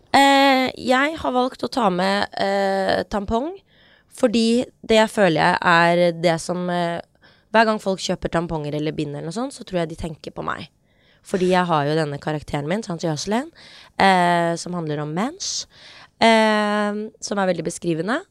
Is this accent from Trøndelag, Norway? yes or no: no; Oslo, Norway; Vi har vokst opp på Hauketo